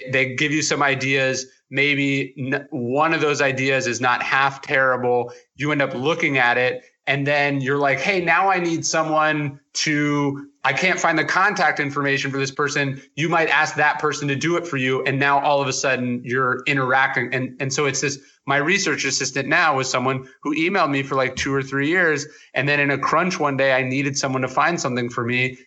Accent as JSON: {"language": "English", "area": "outside Sacramento", "region": "Northern California", "country": "United States", "tie": "born or raised there", "said": "I was born in Northern California outside Sacramento."}